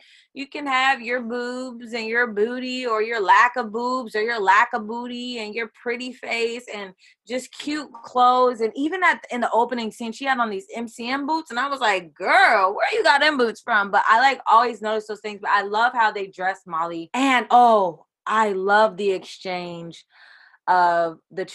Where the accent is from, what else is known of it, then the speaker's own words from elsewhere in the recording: Bay Area, California, United States; I work in San Francisco in the Phi Dye, born and raised in the Bay Area